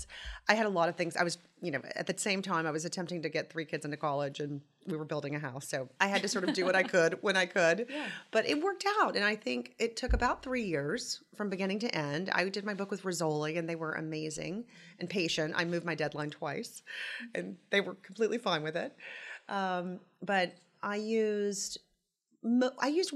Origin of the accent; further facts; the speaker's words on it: Tupelo, Mississippi, United States; moved away as an adult; also born or lived in Nashville, Tennessee; now in New York City, United States; I'm from Tupelo, Mississippi. I grew up there, went to high school there, and then went to Vanderbilt, and then to Parsons in New York